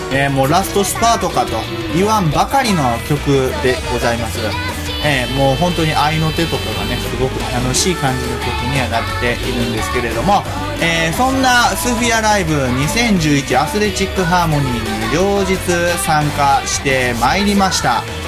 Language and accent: Japanese; Kansai, Japan; 僕何を隠そう、全然隠してない関西人